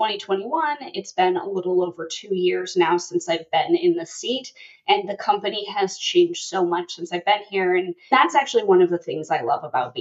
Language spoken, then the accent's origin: English; Palmer, Alaska, United States; I actually grew up in a small town in Alaska. So I grew up outside of Palmer.